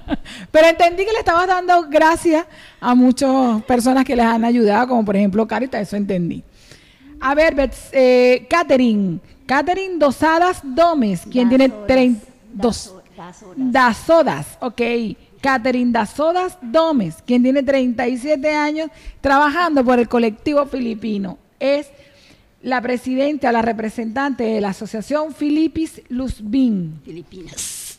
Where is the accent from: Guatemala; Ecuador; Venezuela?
Venezuela; moved away as an adult; now in Las Palmas, Spain; yo soy venezolana de pura cepa